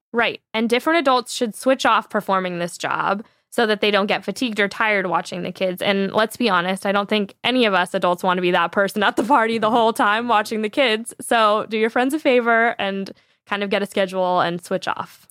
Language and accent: English; San Diego, California, United States; I grew up in San Diego on this beach called Wind and Sea Beach